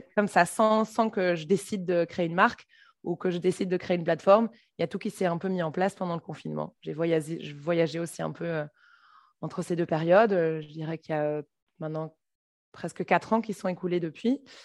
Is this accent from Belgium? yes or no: yes; Brussels, Brussels-Capital Region, Belgium; je suis bruxelloise